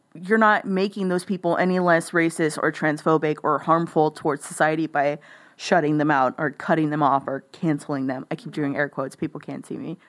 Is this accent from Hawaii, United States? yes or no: no; Live Oak County, Texas, United States; moved away as an adult; also born or lived in Corpus Christi, Texas; now in Austin, United States; I'm from a rural county. Like that's where I grew up. I grew up in Live Oak County.